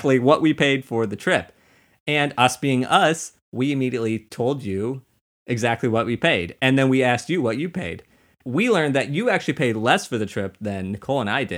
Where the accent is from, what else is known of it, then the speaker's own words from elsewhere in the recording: Missouri, United States; we're from Missouri. There's a lake there